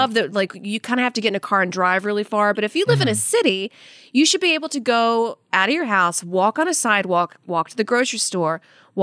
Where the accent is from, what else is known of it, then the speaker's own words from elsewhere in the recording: Saudi Arabia; also born or lived in Louisiana; now in United States; I was born in Saudi Arabia and lived there as a kid.